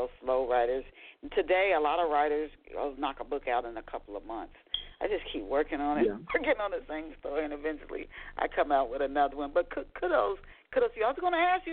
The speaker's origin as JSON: {"language": "English", "town": "Dayton", "region": "Ohio", "country": "United States", "said": "I'm from Dayton."}